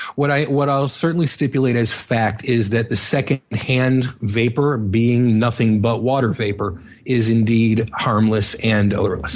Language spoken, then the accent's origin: English; Miami, Florida, United States; now in Chicago, United States; born in Chicago, uh, raised in Miami, and moved back to Chicago